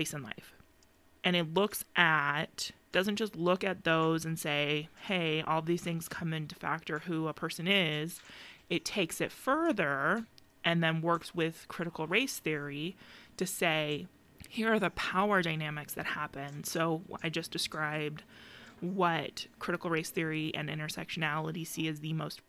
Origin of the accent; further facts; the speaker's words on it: Phoenix, Arizona, United States; we grew up in Phoenix and Maryvale